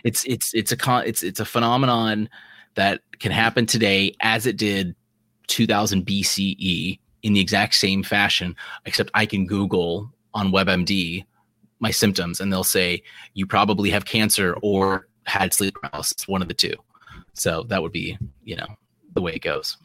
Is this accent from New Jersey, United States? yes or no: no; South Carolina, United States; we're from South Carolina. That's where we are right now.